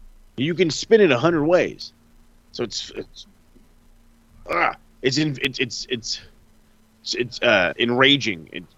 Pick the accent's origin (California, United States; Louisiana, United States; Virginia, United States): California, United States; San Diego; in my hometown, for fuck's sake, in the fucking San Diego Sports Arena